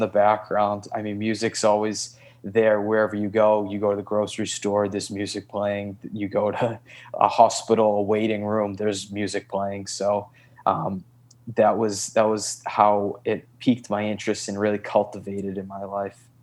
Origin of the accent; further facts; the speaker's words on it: Boston, Massachusetts, United States; also born or lived in Santa Monica, Los Angeles; now in Los Angeles, United States; I'm originally from Boston, Massachusetts